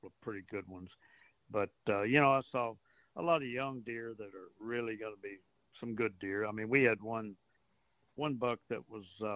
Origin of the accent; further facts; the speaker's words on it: Port Arthur, Texas, United States; I grew up in Port Arthur, and we used to fish along Taylor's Bayou in that area